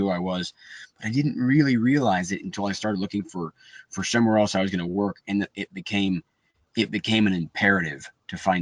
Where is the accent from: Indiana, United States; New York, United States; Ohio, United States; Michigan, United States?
New York, United States; Buffalo; now in Atlanta, United States; I'm from Buffalo, New York.